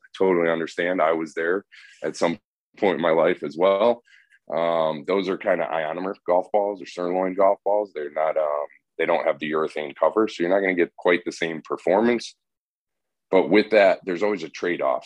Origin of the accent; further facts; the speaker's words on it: Northeast, United States; now in the South, United States; I'm from the Northeast